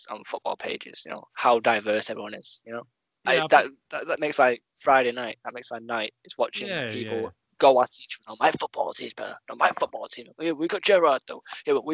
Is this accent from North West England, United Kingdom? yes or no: yes; Manchester, North West England, United Kingdom; I was born in Manchester